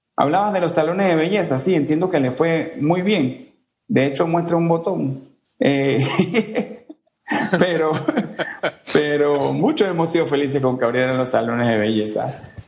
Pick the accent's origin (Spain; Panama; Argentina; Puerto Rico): Panama; somos panameños